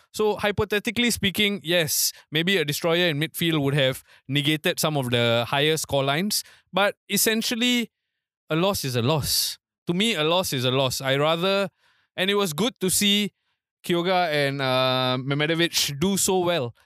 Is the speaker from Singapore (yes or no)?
yes; Singapore; also born or lived in Tampines; As Singaporean football fans